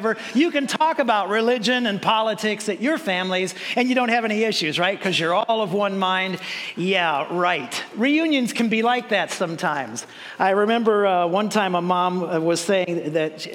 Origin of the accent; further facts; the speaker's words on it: Moreno Valley, California, United States; also born or lived in Woodcrest, California; I grew up here in Moreno Valley, and prior to that, I was over in Woodcrest.